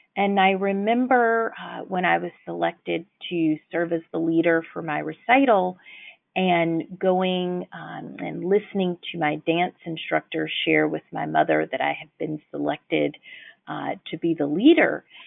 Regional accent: Birmingham, Alabama, United States; now in Washington, D.C., United States; I am born and raised in Birmingham, Alabama

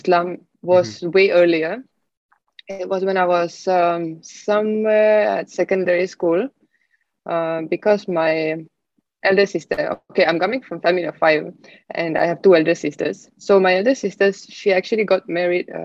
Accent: Estonia; moved away as an adult; now in Singapore; I'm originally from Estonia.

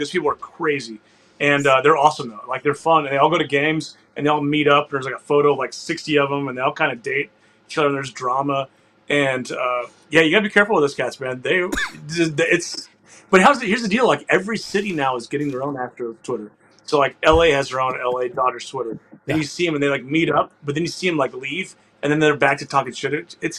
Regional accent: Houston, Texas, United States; I was born and raised in Houston, but when I had chili, there was beans in it.

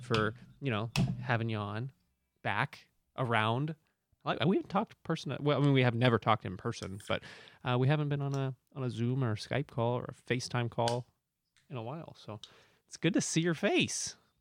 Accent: United States; I'm American

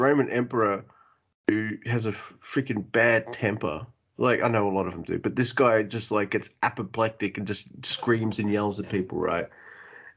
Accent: Australia; I'm Australian

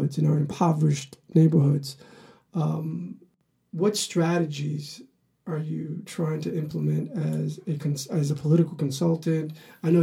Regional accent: New York, United States; I'm from Harlem

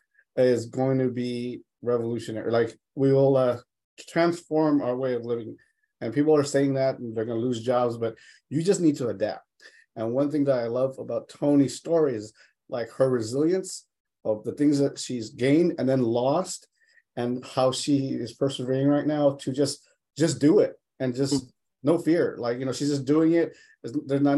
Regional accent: Los Angeles, California, United States; I grew up in Los Angeles in East Boyle Heights

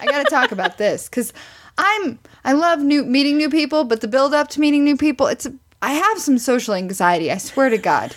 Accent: Missouri, United States; moved away; I'm from Missouri, which is this show me state.

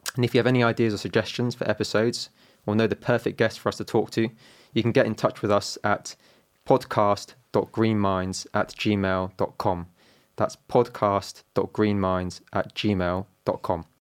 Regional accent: London, United Kingdom; I'm from London. My mum is from Italy. My dad is from Hong Kong

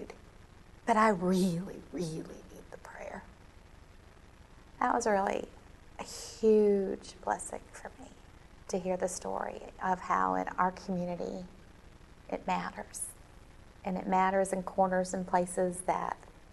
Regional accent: Alabama, United States; moved away; I was raised in Alabama

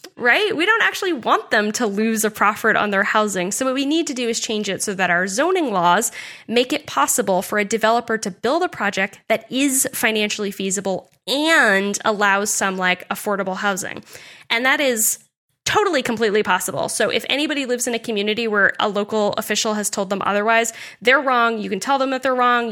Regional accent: Nottingham, New Hampshire, United States; also born or lived in Dover, New Hampshire / Newmarket, New Hampshire / Durham, New Hampshire; I'm also a New Hampshire native. I've lived here my entire life

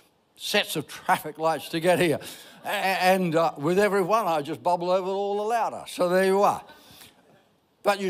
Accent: Ireland; I'm Irish

